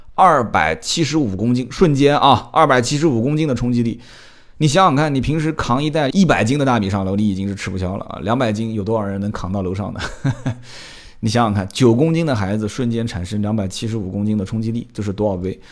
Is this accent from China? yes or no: yes; Nanjing, Jiangsu, China; 我的老家啊，在南京